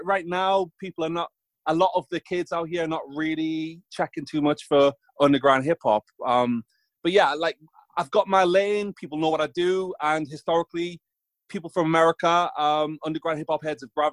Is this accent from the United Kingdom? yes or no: yes; England, United Kingdom; I'm from England